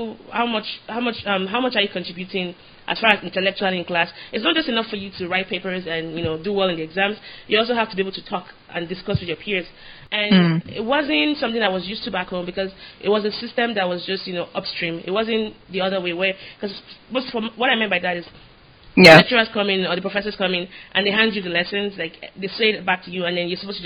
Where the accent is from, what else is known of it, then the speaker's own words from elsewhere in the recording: Nigeria; now in United States; I'm Nigerian